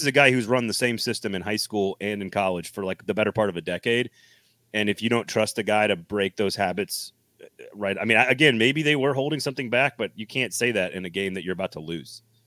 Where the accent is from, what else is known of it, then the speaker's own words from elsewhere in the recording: United States; also born or lived in Tennessee / Texas; I'm from Tennessee and Texas.